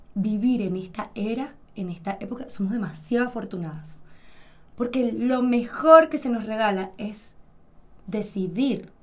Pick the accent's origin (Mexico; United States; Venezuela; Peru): Venezuela; mi papá tiene una fábrica de zapatos en Venezuela